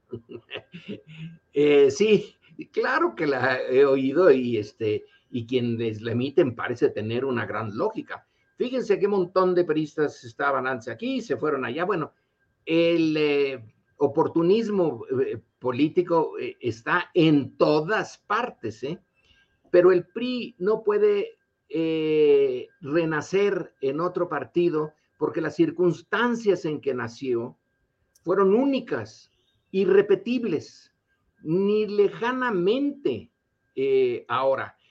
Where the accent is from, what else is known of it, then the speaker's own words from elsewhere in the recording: Mexico; nosotros como mexicanos